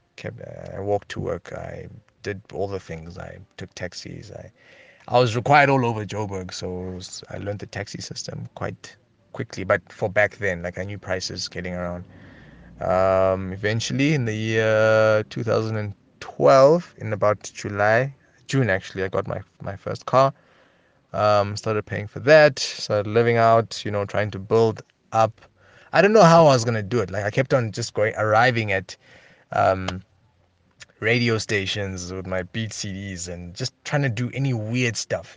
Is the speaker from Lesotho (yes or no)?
yes; Lesotho; I was born in Missouri, um, in Lesotho, in Marijah Hospital, nineteen eighty-nine